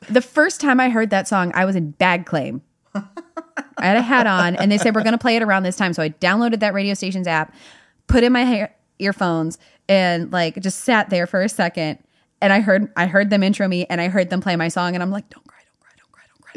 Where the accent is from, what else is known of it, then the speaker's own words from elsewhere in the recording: Durham, North Carolina, United States; now in Nashville, United States; my hometown of Durham, North Carolina